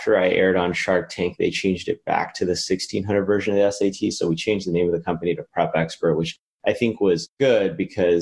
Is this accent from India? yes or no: no; Las Vegas, Nevada, United States; moved away as an adult; also born or lived in Los Angeles, United States; now in Philadelphia, United States; I grew up in Las Vegas, actually. That's where I'm originally from